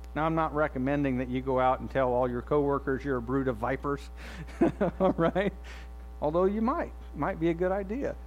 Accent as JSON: {"language": "English", "country": "United States", "tie": "born or raised there", "said": "my life growing up in the United States of America"}